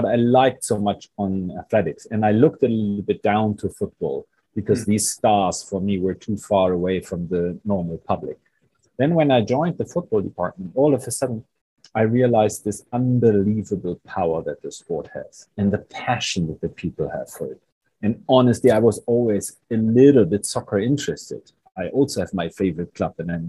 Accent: Bremen, Germany; where I grew up in Bremen

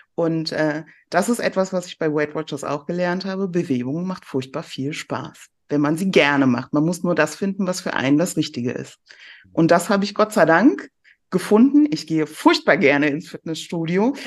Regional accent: near Cologne, North Rhine-Westphalia, Germany; also born or lived in Iran (south); ich bin dann in der Nähe von Köln aufgewachsen und äh, bin im Herzen auch immer ein kölsches Mädchen.

